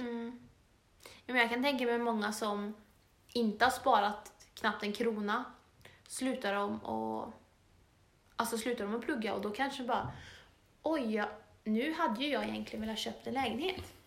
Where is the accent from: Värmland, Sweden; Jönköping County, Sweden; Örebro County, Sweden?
Värmland, Sweden; Torsby; moved away as an adult; now in Östersund, Sweden; våra första tjugo år bodde vi ju i Torsby